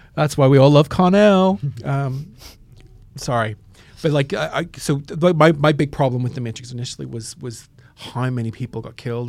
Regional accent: Northern Ireland, United Kingdom; I grew up in Northern Ireland

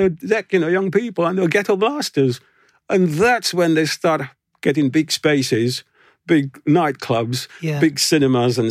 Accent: Grenada; also born or lived in London, United Kingdom; now in Cornwall, United Kingdom; I was born in Grenada, I wasn't born in Jamaica

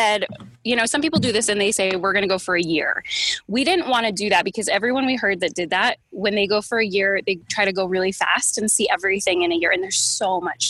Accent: Northeast, United States; also born or lived in Connecticut / New York; I'm from Connecticut and New York

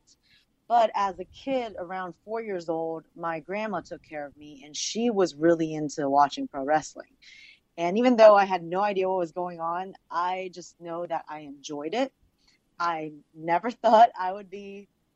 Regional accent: Virginia, United States; English is a second language; moved away as an adult; also born or lived in Los Angeles; I'm actually from Virginia

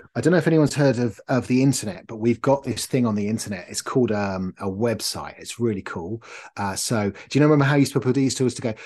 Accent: North Norfolk, East of England, United Kingdom; I grew up in North Norfolk, so, uh, on the beaches

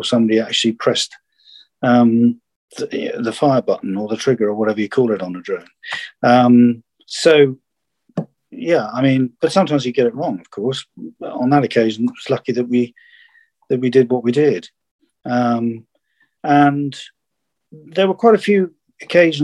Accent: United Kingdom; I was the only Brit in an office

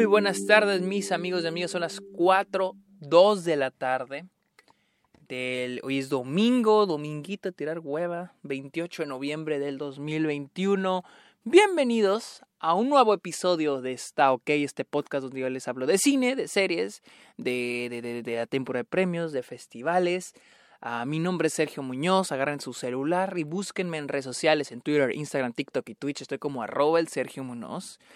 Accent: northern Mexico, Mexico; moved away; tristemente es lo que llegaba a mi, a mi ciudad natal

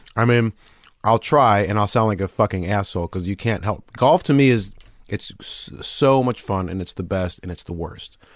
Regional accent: Detroit, Michigan, United States; also born or lived in Chicago; now in New York, United States; suburban Detroit is

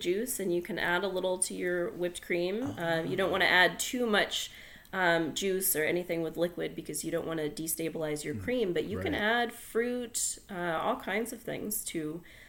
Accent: New England, United States; I'm from New England and we make strawberry rhubarb pies

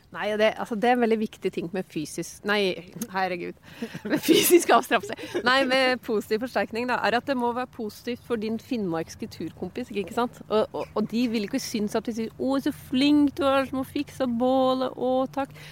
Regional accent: Hedmark, Innlandet, Norway

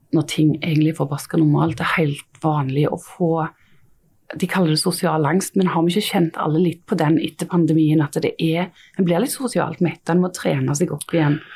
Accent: Stavanger area, Rogaland, Norway; jeg er jo fra Stavanger-området

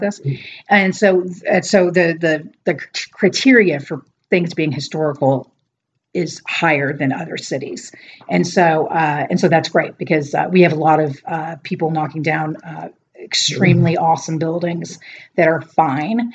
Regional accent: Portland, Oregon, United States; also born or lived in Dallas / Austin; I'm not from the South. I'm from Oregon, mm. but um, I'm from Portland.

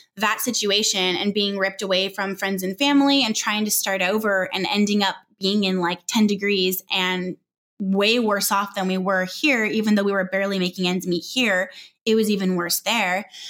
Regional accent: Southern California, United States; moved away as an adult; also born or lived in Northwest Arkansas; we're from Southern California and we were moved to Northwest Arkansas

